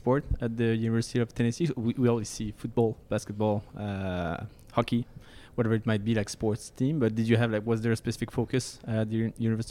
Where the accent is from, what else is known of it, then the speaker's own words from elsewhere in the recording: France; accent: French; English is a second language; I'm French from France, so I have a French accent.